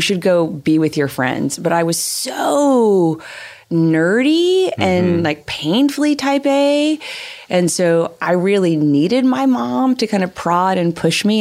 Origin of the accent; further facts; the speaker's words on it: Little Rock, Arkansas, United States; when I was growing up in Little Rock